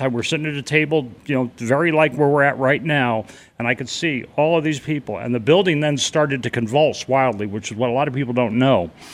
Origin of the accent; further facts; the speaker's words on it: New York City, New York, United States; moved away as an adult; also born or lived in New England / Boston; now in Carefree, United States; I grew up in and around Manhattan